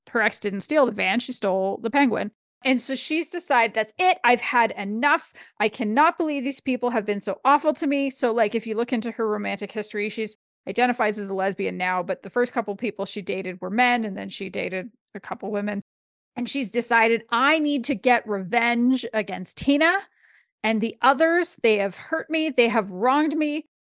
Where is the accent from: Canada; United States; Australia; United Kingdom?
Canada; as a Canadian